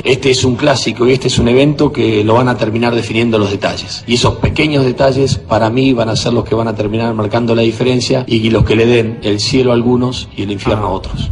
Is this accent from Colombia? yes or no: no; Argentina